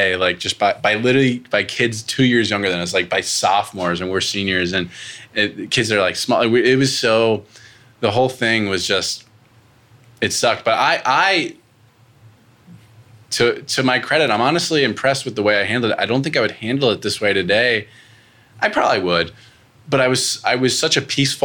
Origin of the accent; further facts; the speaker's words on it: Pennsylvania, United States; moved away as an adult; I'm from Pennsylvania originally. I moved 1,000 miles away to go to college